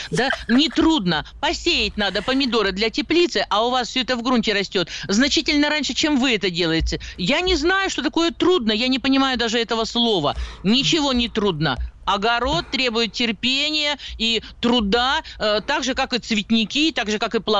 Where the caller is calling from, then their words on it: Krasnoyarsk, Krasnoyarsk Krai, Russia; А, здравствуйте, я начинающий садовод из Красноярска, ну, больше огородник, так стаж у меня около 50 лет где-то.